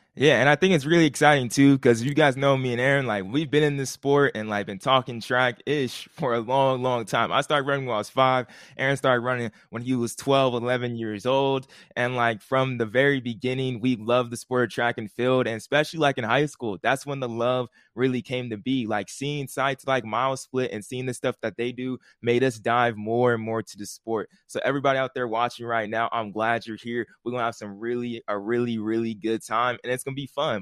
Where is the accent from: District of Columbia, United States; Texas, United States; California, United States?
California, United States; we're from California